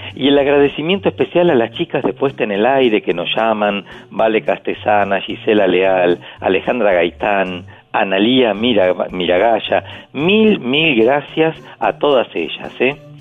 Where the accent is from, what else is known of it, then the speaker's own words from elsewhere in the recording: Pehuajó, Buenos Aires Province, Argentina; yo soy de Peguajó